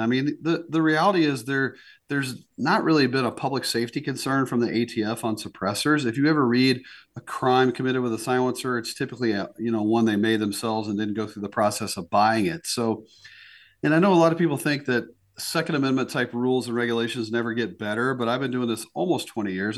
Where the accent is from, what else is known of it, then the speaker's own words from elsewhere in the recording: North Carolina, United States; moved away as an adult; now in South Dakota, United States; I was born in the South and grew up there in the Southeast, mostly in North Carolina